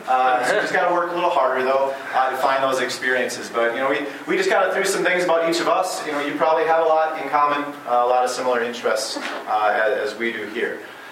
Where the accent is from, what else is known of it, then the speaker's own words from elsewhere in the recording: Minnesota, United States; I grew up in Minnesota in the Twin Cities area, which, you know, it's a big urban area, but within 20 minutes in any direction, you can be in the outdoors, the woods, the prairies.